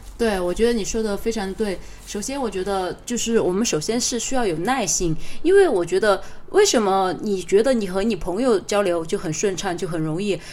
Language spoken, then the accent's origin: Chinese; China; 我们中国人